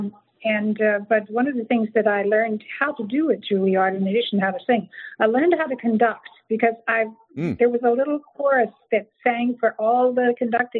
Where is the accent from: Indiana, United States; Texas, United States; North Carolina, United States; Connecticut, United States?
Texas, United States; San Antonio; moved away; also born or lived in New York City / western New Jersey; We grew up in Texas in San Antonio